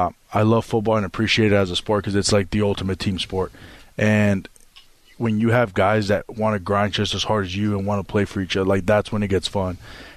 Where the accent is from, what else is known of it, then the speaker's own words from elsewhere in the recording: Las Vegas, Nevada, United States; I was born and raised in Las Vegas, Nevada.